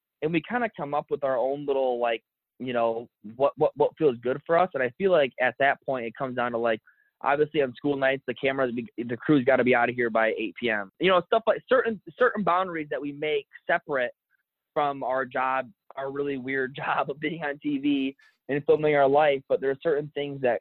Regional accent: Michigan, United States; we still live in the same county that we grew up in Michigan

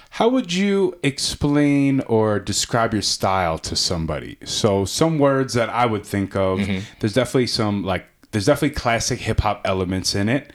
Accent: Long Island, New York, United States; now in Colorado, United States; I'm originally from Long Island

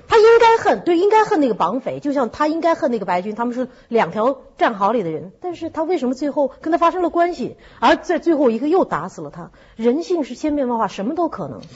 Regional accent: China; 我们中国人都熟悉那个故事

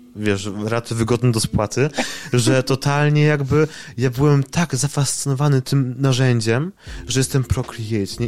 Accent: near Wrocław, Lower Silesian Voivodeship, Poland; ja jestem spod Wrocławia i jakby tutaj jakby jestem od e, dziecka

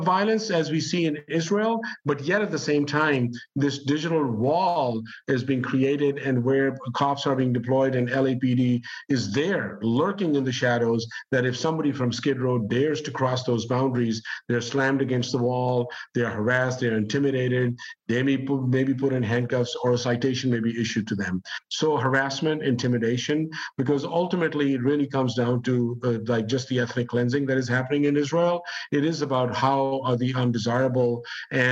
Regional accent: Pakistan; now in United States; I grew up in Pakistan. I'm an immigrant myself. And I've been living in the U.S. since the late 1970s.

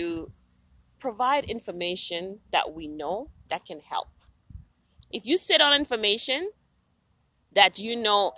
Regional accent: Jamaica; as a Jamaican

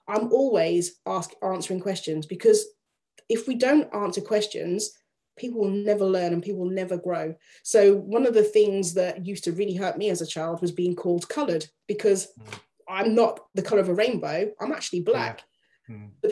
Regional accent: Yorkshire and the Humber, United Kingdom; my father was in the army, traveled around a lot, but I grew up in Yorkshire

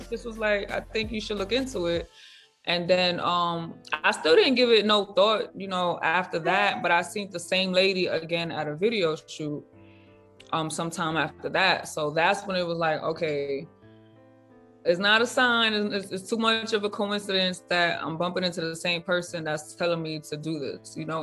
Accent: New York, United States; moved away; I'm from New York

